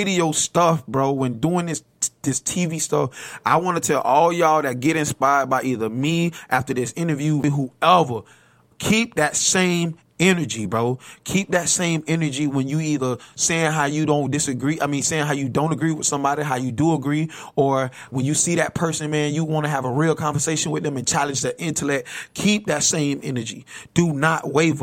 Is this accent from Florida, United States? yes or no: yes; Bradenton, Florida, United States; I came from Bradenton, Florida, bro. 1611 27th Avenue East